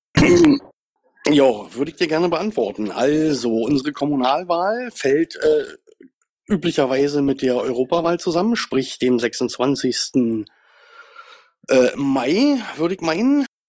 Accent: Brandenburg, Germany; Ich komme auch aus Brandenburg

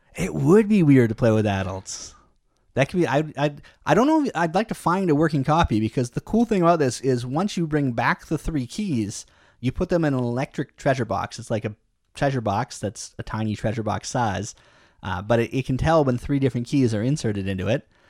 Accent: Canada; you and me, we're Canadian

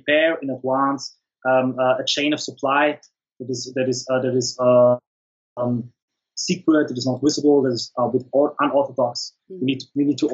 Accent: the Alps, Austria; I come from the Alps in Austria. We don't have access to the sea

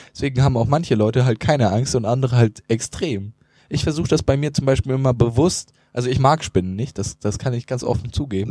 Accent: Northern Germany, Germany; als Norddeutscher

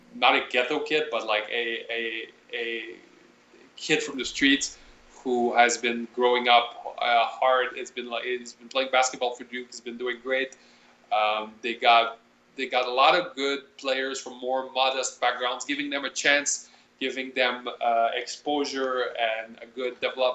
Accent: Canada; we're Canadian

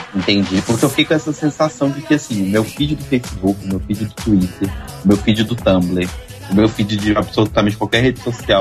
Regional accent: Belo Horizonte, Minas Gerais, Brazil; sou de Belo Horizonte

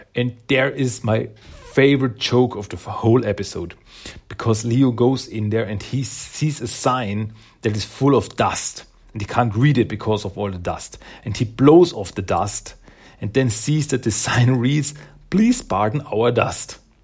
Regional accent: Austria; English is a second language; I'm from Austria, in Europe

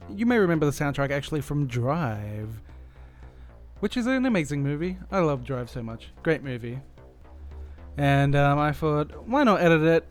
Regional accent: Australia; I am Australian and I work in the Australian industry

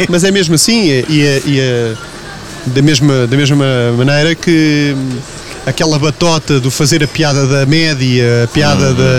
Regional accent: Lisbon, Portugal; moved away as an adult; now in Feijó, Portugal; eu sou dos Olivais ah. e fui para, para o Feijó depois que me casei.

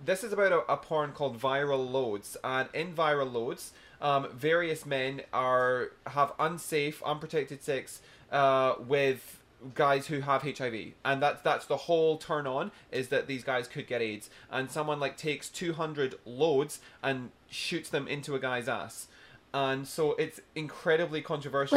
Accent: Scotland, United Kingdom; now in Brisbane, Australia; as a Scottish guy who obviously being Scottish is really tight

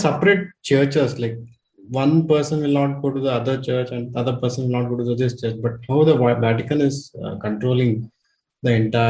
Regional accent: Mysore, Karnataka, India; I'm from Karnataka, basically. So, I'm from Mysore side.

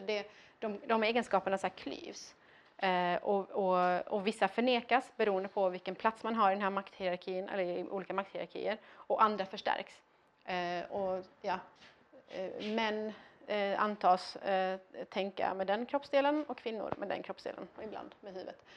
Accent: Iran; now in Sweden; jag inte var man född i Iran utan jag var kvinna född i Iran

